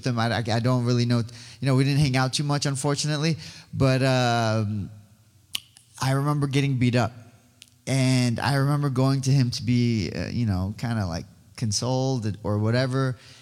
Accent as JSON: {"language": "English", "country": "Iran", "tie": "born or raised there", "moved": "yes", "lives_now": "Yorba Linda, United States", "said": "I was born in Iran. I am Assyrian"}